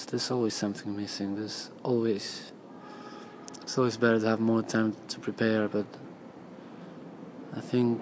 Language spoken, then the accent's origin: English; Argentina; moved away as an adult; now in Sydney, Australia; I am from Argentina, but I've been living the last year in Sydney.